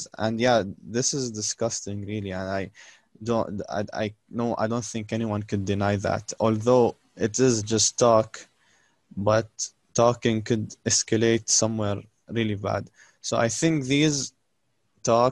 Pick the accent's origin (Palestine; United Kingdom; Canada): Palestine; now in United Arab Emirates; I'm also Palestinian, but I live in UAE.